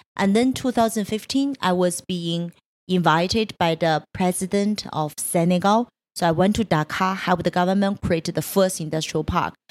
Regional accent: Changchun, Jilin, China; moved away; I was born in Changchun. It's a third tier city in, uh, in northeast China

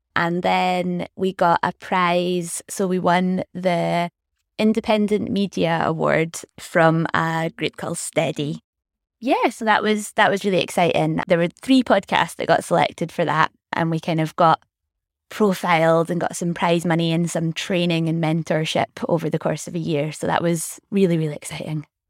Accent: Scotland, United Kingdom; also born or lived in Glasgow; so I grew up in Scotland, very much being Scottish

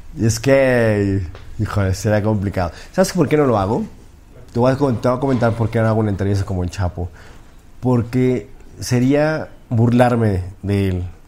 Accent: Mexico

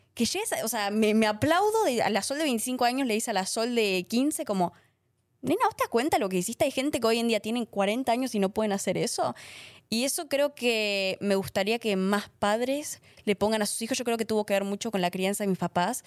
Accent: Argentina; moved away; estaba en Argentina

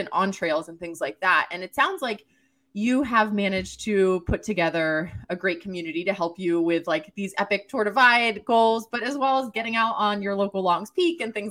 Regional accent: East Coast, United States; now in New Hampshire, United States; born and raised on the East Coast

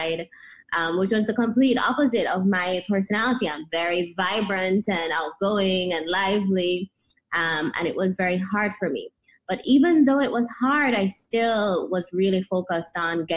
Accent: Kingston, Jamaica; moved away as an adult; also born or lived in United States; So I was born in Kingston, Jamaica, and grew up here until I was 18 when I left for college in the U.S.

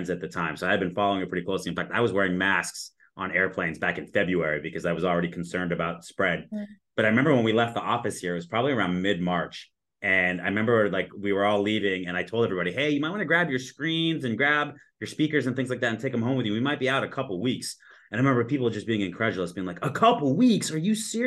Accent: Southern California, United States; now in Arizona, United States; I grew up in Southern California

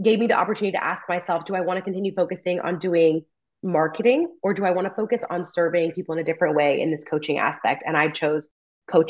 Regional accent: California, United States; moved away as an adult; a job opens up back in my hometown and I try to get recruited by a family friend to come work for our farm bureau in my home county

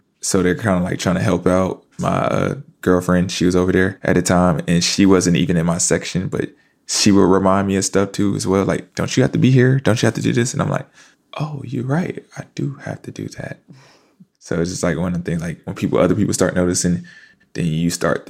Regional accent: Fayetteville, North Carolina, United States; now in New York, United States; Fayetteville, North Carolina. Yeah, I'm an Army brat. My dad was in the Army.

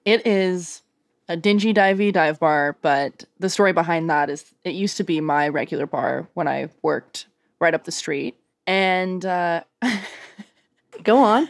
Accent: Canada; now in Portland, United States; still being very Canadian

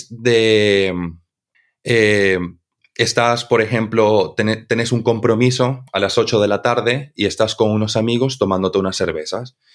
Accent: Santa Cruz, Bolivia; accent: cruceño/Spanish; mi acento ya es como una amalgama entre el acento cruceño y el acento español.

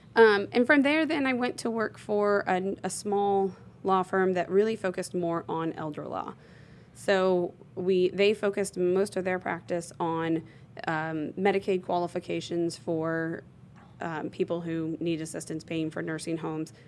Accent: Bloomington, Indiana, United States; I'm from born and raised in Bloomington, Indiana

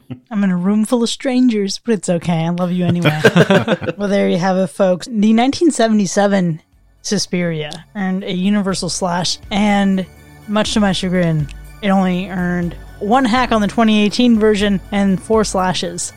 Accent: South Florida, United States; As someone who is, uh, from South Florida

